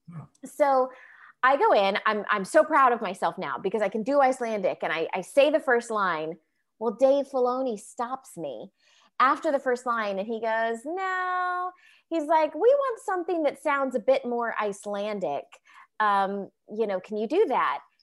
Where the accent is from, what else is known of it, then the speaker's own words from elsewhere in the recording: Orlando, Florida, United States; moved away as an adult; also born or lived in Los Angeles; growing up in Orlando, Florida